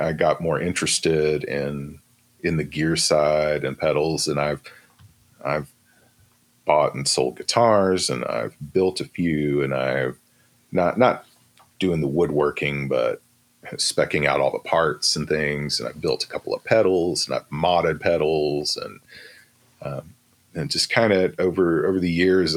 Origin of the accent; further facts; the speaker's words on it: Shreveport, Louisiana, United States; moved away; also born or lived in Austin, Texas; I grew up in Shreveport, Louisiana